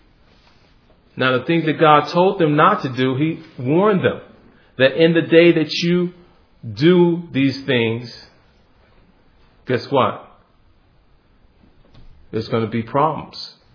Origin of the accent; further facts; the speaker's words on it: Midwest, United States; also born or lived in Hawaii; now in California, United States; I'm from the Midwest. Where I'm from, it gets very cold